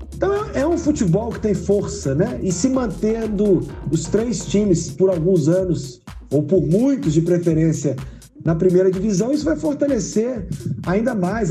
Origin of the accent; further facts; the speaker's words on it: Viçosa, Minas Gerais, Brazil; moved away as an adult; also born or lived in Uberlândia / Juiz de Fora; now in Varginha, Brazil; Pontapé, pontapé inicial foi dado na minha terrinha, né, em Viçosa.